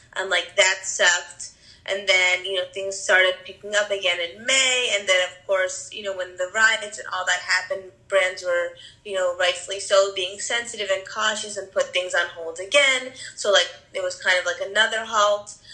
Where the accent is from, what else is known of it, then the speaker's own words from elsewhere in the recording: New York City, New York, United States; also born or lived in Connecticut; I grew up in New York City, so I've been here pretty much my whole life except for college